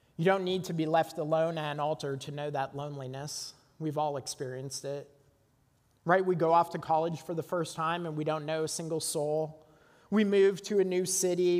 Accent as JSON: {"language": "English", "town": "Burlington", "region": "Ontario", "country": "Canada", "tie": "born or raised there", "said": "Burlington, Ontario, overlooking Lake Ontario, my hometown."}